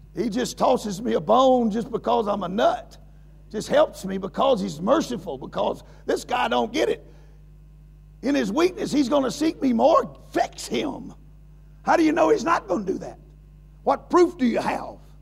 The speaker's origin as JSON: {"language": "English", "country": "United States", "said": "I'm an American."}